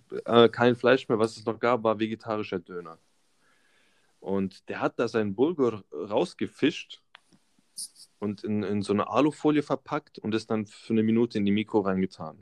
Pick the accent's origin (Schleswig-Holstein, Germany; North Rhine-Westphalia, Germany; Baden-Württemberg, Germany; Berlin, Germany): Baden-Württemberg, Germany; Karlsruhe area; also born or lived in Böblingen; bin hier aufgewachsen in der Umgebung Karlsruhe